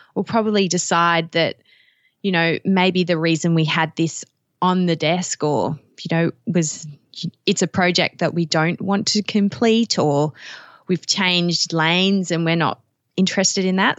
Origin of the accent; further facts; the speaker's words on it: Australia; you can probably tell from even the few words I've spoken, I'm from Australia